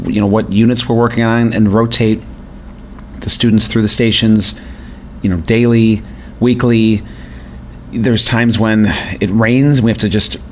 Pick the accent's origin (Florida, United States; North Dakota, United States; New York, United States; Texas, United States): New York, United States; north near Buffalo; moved away; I grew up north near Buffalo, New York